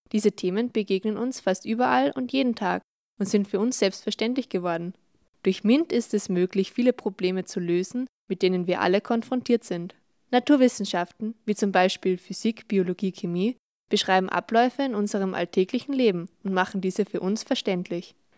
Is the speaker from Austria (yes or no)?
yes; Salzburg, Austria; wir kommen beide aus Salzburg